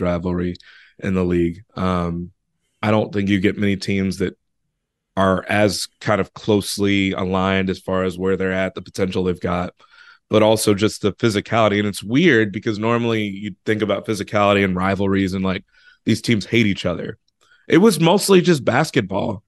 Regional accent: Chicago, Illinois, United States; I'm from Chicago

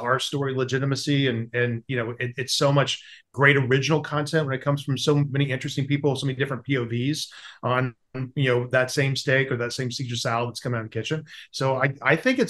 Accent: the South, United States; I grew up in the South

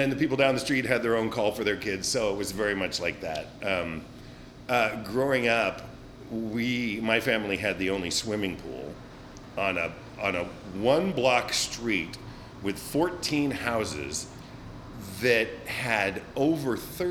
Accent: Glendale, California, United States; moved away as an adult; also born or lived in Santa Barbara, California; now in San Francisco, United States; I grew up in Glendale, California, which is just north of Los Angeles, between Pasadena and Burbank. Had one of those classic, idyllic, small town growing up

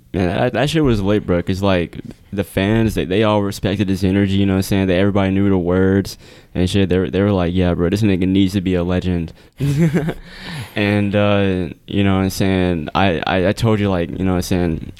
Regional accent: United States; we're American

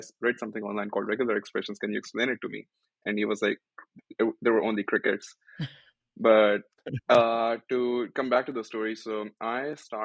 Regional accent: Pakistan; moved away as an adult; now in United States; I am originally not from the US, I'm from Pakistan

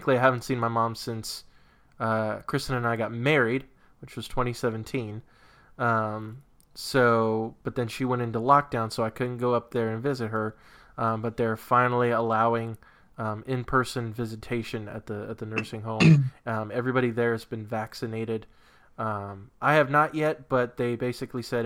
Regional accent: New England, United States; born or raised there; moved away

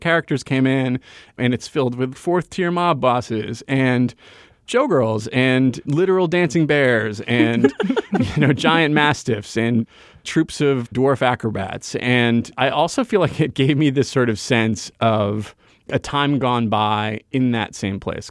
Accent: Rhode Island, United States; moved away; having grown up in this place

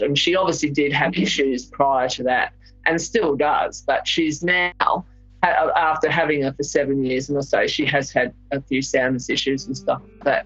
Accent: England, United Kingdom; also born or lived in Melbourne, Victoria, Australia; living in England from when I was a small child. I was born in Melbourne, but we went to England when I was 7

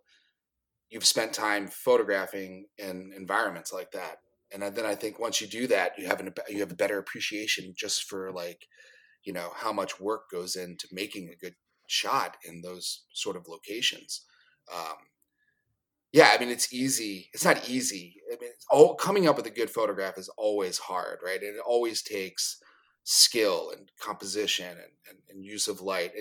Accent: East Coast, United States; being an East Coaster growing up on the East Coast

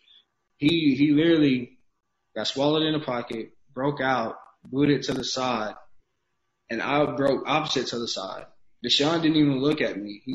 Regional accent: Georgia, United States; now in Houston, United States; I grew up in Georgia. I'm a Georgia boy

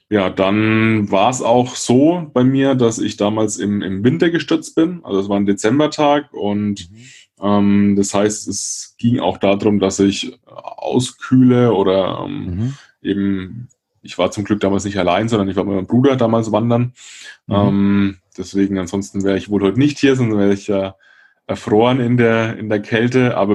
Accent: Würzburg, Bavaria, Germany; Franken, aus Würzburg, um genau zu sein.

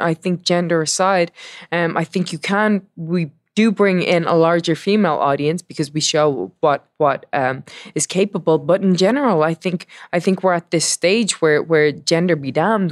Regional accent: Dublin, Leinster, Ireland; I am from Dublin, Ireland

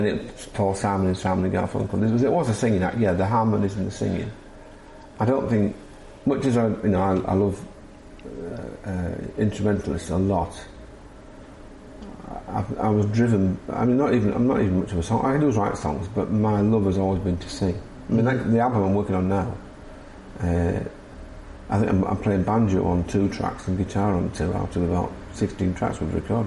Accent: Scarborough, Yorkshire and the Humber, United Kingdom; I grew up in teenage years in Scarborough

